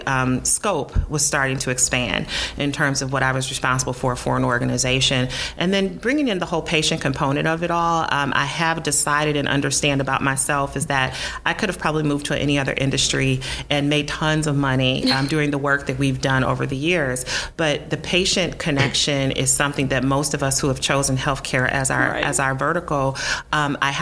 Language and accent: English; Detroit, Michigan, United States; I landed back in my hometown of Detroit, Michigan